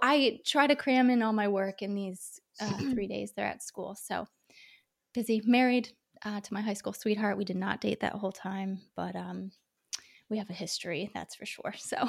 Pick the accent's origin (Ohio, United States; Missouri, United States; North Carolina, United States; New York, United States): Ohio, United States; now in California, United States; We're from Ohio. We live in California now. And we're going back to Ohio in June